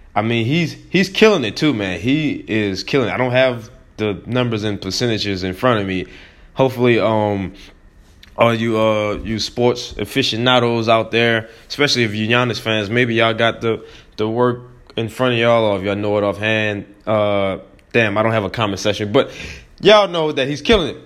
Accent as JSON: {"language": "English", "town": "New Orleans", "region": "Louisiana", "country": "United States", "said": "I am from New Orleans"}